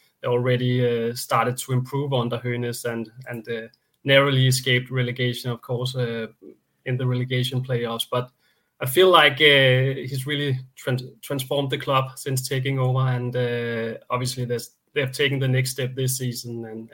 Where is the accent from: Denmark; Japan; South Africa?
Denmark; Very close to the border, of course, with me growing up in Denmark